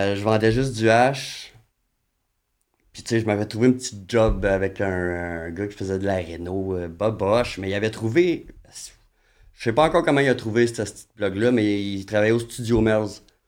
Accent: Saint-Colomban, Quebec, Canada; je viens de, de, de, de Saint-Colomban

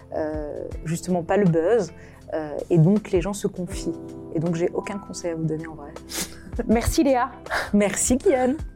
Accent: France; je, je, suis française

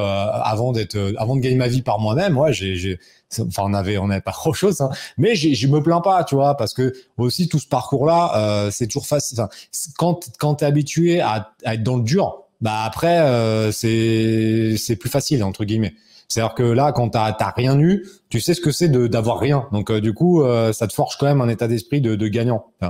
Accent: Rambouillet, Île-de-France, France; mon bled, c'était chez moi, tu vois, c'était à Rambouillet

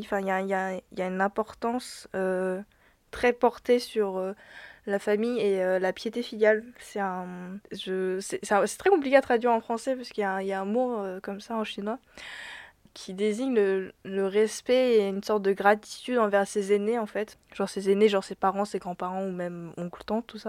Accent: France; born or raised there

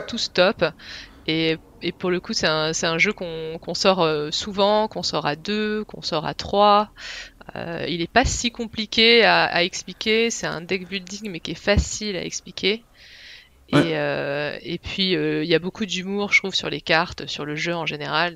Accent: Picardy, Hauts-de-France, France; moved away as an adult; now in Switzerland; je viens de France, de Picardie à l'origine

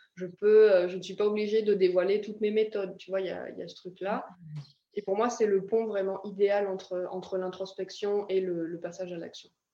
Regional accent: France; moved away as an adult; also born or lived in Ireland; j'ai quitté la France, il me semble que j'avais 18 ans la première fois

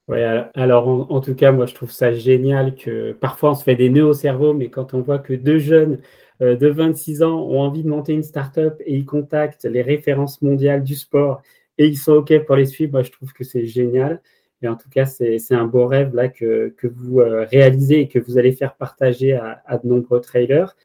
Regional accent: France; je suis français

